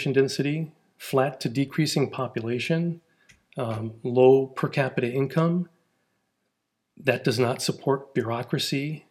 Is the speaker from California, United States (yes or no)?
no; outside Milwaukee, Wisconsin, United States; moved away as an adult; now in Ozarks, United States; they found a new development out in the cornfields in the woods, and they bought a half an acre and they built a house. And that's where I grew up